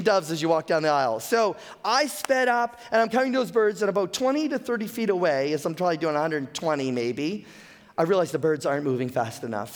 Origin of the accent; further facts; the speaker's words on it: the Maritimes, Canada; I'm a Maritimer. I've been born and raised in the Maritimes.